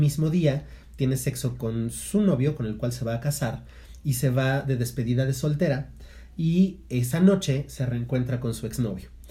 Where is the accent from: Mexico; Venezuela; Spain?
Mexico; como buenos mexicanos